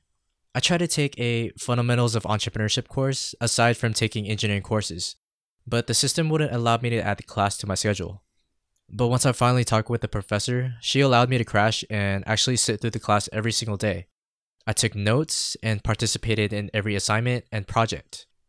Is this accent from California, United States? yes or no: yes; San Diego, California, United States; also born or lived in Philippines; I was born in the Philippines, but raised here in San Diego. I mean, part of the reason why I've lost my accent and adopted the California tongue.